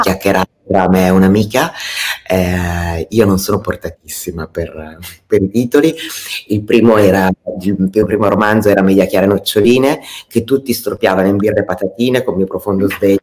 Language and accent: Italian; Italy; essendo nata e cresciuta in Italia